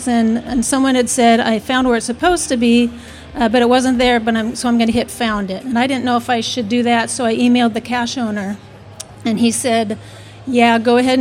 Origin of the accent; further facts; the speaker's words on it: Hillsboro, Oregon, United States; we're from Hillsboro, Oregon.